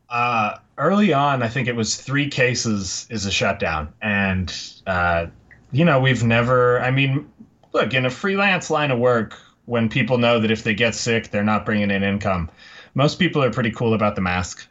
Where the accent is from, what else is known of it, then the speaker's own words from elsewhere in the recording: Tamaqua, Pennsylvania, United States; now in Los Angeles, United States; originally from Tamaqua, Pennsylvania, and if you won't hold that against me, I'll tell you that I now live in Los Angeles.